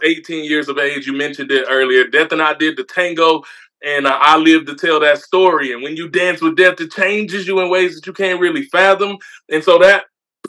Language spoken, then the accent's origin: English; Mississippi, United States; also born or lived in Memphis, Tennessee; I was born in Memphis, Tennessee, raised in Mississippi